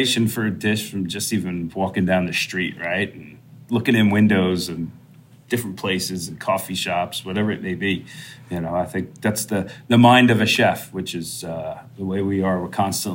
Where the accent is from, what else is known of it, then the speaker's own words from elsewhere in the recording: Long Island, New York, United States; I grew up on Long Island